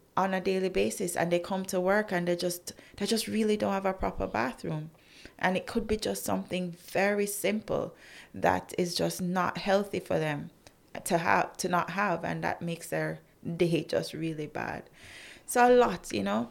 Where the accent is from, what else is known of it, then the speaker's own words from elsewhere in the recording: Jamaica; as a Jamaican, I still maintained my brand Jamaica